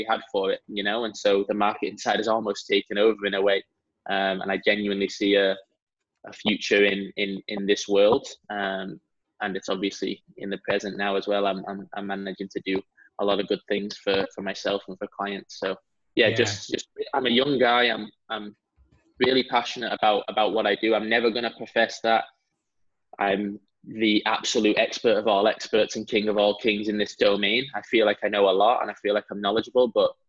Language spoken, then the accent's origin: English; San Diego, California, United States; also born or lived in Salford, England; I'm in San Diego, California.